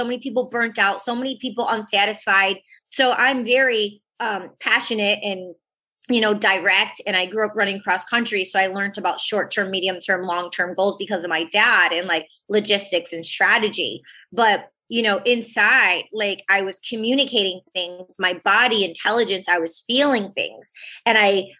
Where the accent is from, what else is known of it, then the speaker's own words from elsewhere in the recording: outside of Detroit, Michigan, United States; moved away; also born or lived in California / New York City; I was raised in Michigan, outside of Detroit.